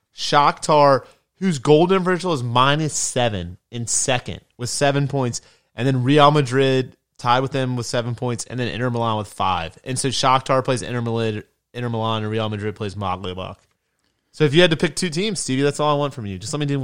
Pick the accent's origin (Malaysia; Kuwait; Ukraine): Ukraine; Yeah, Ukraine is not weak. I hail from Ukraine.